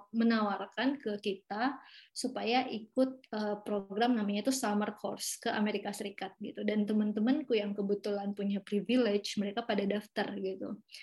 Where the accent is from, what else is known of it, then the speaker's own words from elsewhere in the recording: Duri, Riau, Indonesia; moved away as an adult; also born or lived in Pekanbaru, Indonesia; now in New York, United States; aku asli Riau. Ya, jadi uh, Eh, aku tuh sekarang tinggalnya di Pekanbaru yang merupakan itu kan uh, kabu apa sih namanya ibu kotanya Riau ya. Tapi sebenarnya aku lahirnya itu di Duri